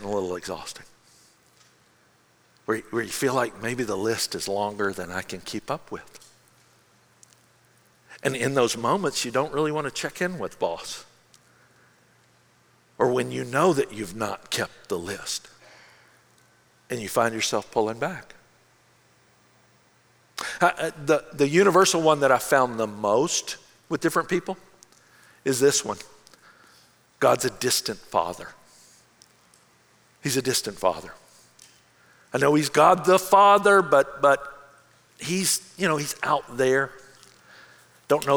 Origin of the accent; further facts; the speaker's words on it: Memphis, Tennessee, United States; my hometown in Memphis